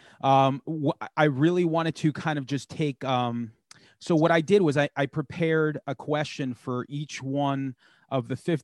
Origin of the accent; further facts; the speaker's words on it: New York, United States; also born or lived in Long Island; I'm a New Yorker